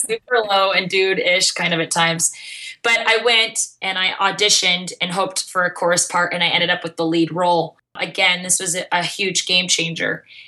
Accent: Mesa, Arizona, United States; I grew up in Mesa, Arizona

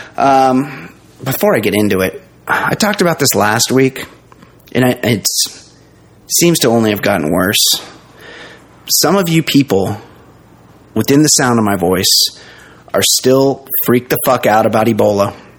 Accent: United States; being American

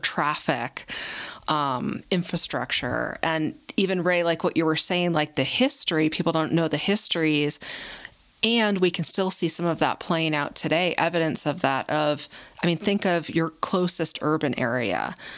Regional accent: New Jersey, United States; now in New Mexico, United States; I didn't choose uh, to be born and raised in New Jersey

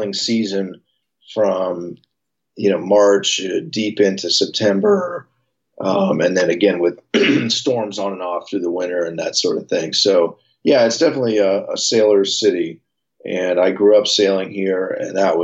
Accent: San Francisco, California, United States; born or raised there

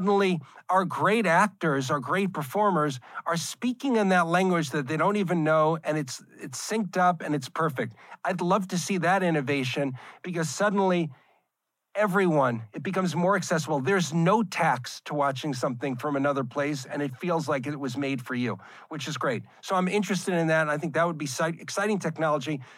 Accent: New York, United States; Growing up in New York, that was what I was watching old Star Trek episodes as a kid

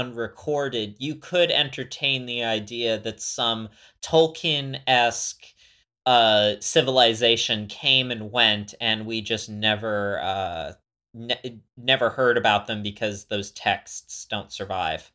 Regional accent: West Coast of Florida, United States; moved away as an adult; also born or lived in Montana; I'm from the West Coast of Florida.

